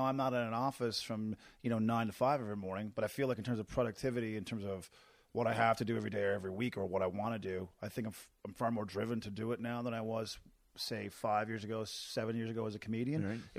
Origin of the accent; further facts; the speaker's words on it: Newfoundland and Labrador, Canada; I moved from Newfoundland and my first time on stage was here.